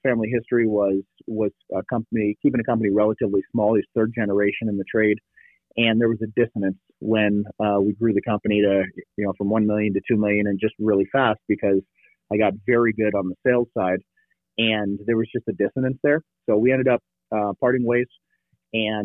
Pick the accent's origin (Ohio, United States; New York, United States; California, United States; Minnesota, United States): California, United States; Bay Area; moved away as an adult; also born or lived in Virginia / Tucson; I grew up in the Bay Area